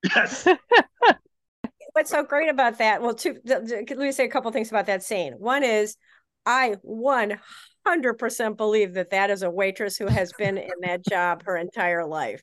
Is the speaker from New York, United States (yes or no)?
no; Chicago, Illinois, United States; I am from Chicago